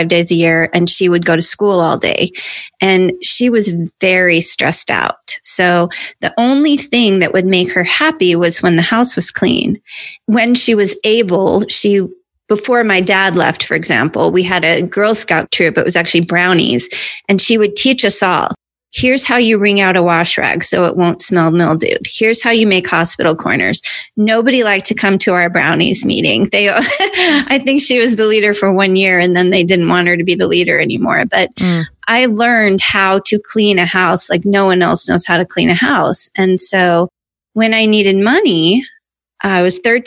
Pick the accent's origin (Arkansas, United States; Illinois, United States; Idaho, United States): Idaho, United States; North; moved away as an adult; also born or lived in New York; I was this hayseed from North Idaho. I went to New York.